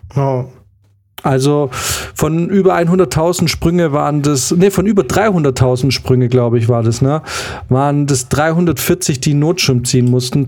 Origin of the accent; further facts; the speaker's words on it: Munich, Bavaria, Germany; da wo wir herkommen, München ist